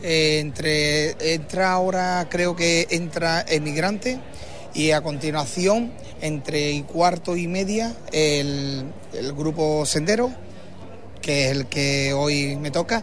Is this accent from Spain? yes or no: yes; Huelva, Andalusia, Spain; somos onubenses